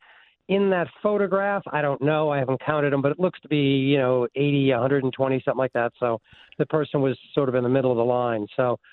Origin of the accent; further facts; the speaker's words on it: Concord, Massachusetts, United States; I grew up in Concord, Mass